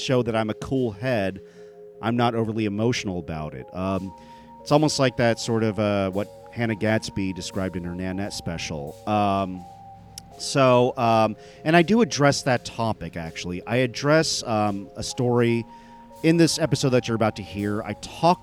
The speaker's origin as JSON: {"language": "English", "country": "United States", "said": "I'm an Indian American"}